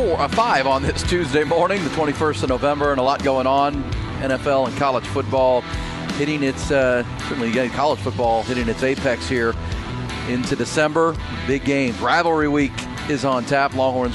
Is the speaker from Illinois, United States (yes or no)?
no; Northeast Ohio, United States; I grew up in Northeast Ohio